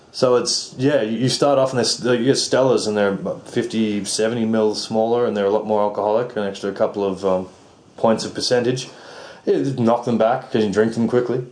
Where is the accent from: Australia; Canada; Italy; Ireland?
Australia; I'm Australian.